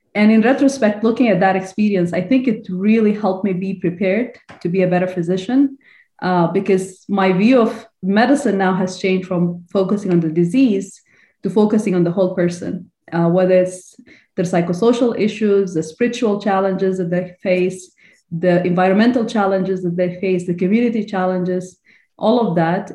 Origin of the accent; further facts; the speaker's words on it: Sudan; moved away as an adult; also born or lived in Illinois, United States / Texas, United States; now in United States; I'm originally from Sudan, I graduated from University of Khartoum.